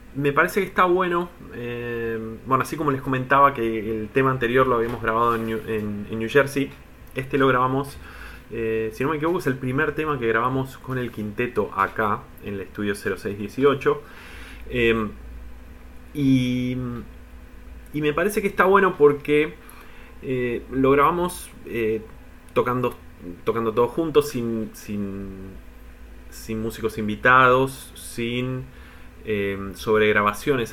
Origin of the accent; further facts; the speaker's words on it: Buenos Aires, Argentina; Soy de Capital, zona de colegiales